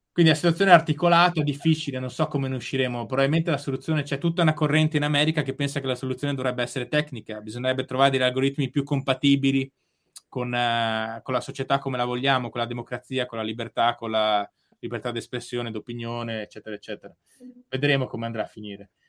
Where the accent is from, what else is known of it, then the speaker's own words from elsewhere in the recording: Bolzano, Trentino-Alto Adige, Italy; moved away; a Bolzano c'è l'Oche su ghiaccio e io andavo allo stadio, ci vado tuttora quando torno a casa